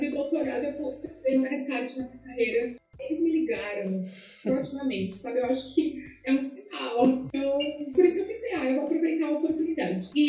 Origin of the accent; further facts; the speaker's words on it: Caxias do Sul, Rio Grande do Sul, Brazil; moved away as an adult; also born or lived in São Paulo / Seattle; now in New York, United States; eu sou de Caxias do Sul, Serra Gaúcha.